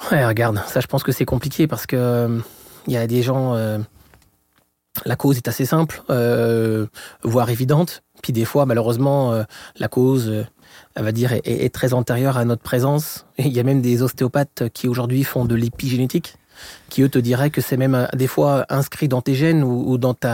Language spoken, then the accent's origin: French; France; accent: French; moved away as an adult; now in Montreal, Canada; Et je suis français comme mon accent l'indique. Sur ça, c'est pour les Québécois qui, qui écouteraient le podcast. Et ça fait environ donc 17 ans que je suis au Québec.